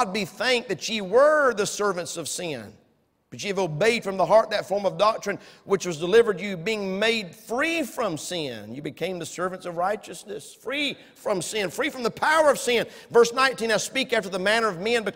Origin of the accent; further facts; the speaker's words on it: United States; I was born in America